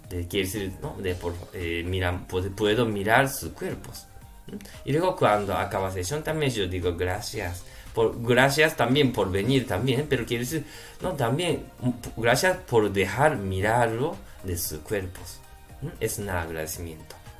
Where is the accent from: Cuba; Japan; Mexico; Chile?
Japan; Spanish is a second language; now in Spain; soy japonés